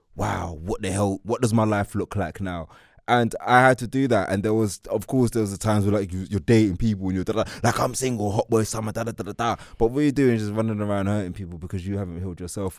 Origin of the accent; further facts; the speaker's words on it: London, United Kingdom; I'm from East London